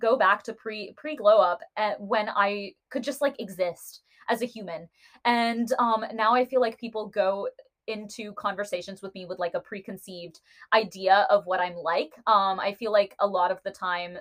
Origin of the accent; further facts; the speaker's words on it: United States; I am an Indian American woman